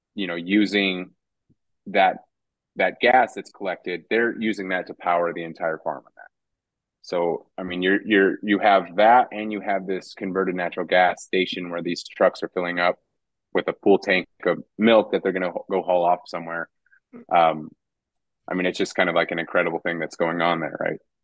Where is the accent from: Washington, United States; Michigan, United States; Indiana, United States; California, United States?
Indiana, United States; DeMotte; born or raised there; also born or lived in Roswell, New Mexico / Artesia, New Mexico